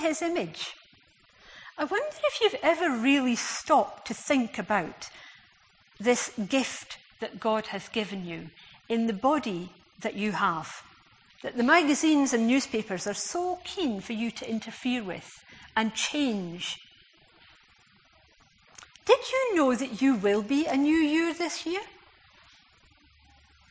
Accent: Scotland, United Kingdom; as a Scot

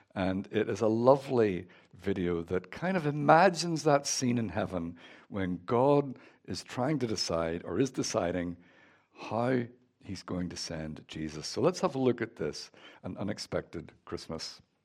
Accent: Northern Ireland, United Kingdom; moved away; As you can tell from my accent, I'm from Northern Ireland.

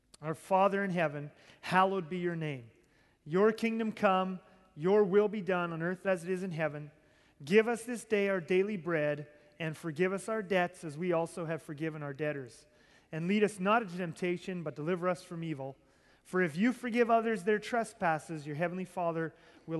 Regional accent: Southern Ontario, Canada; I grew up in Southern Ontario

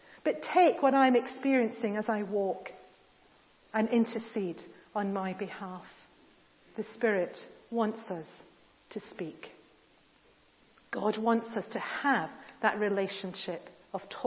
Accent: United Kingdom; we're British

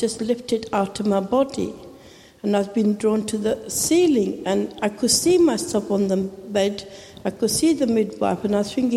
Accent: Pakistan; first language Urdu; English is a second language; moved away; I was born in Pakistan

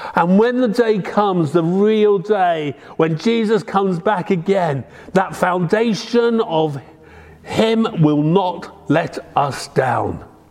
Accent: Devon, South West England, United Kingdom; moved away; I'm very proud to come from Devon, the Promised Land

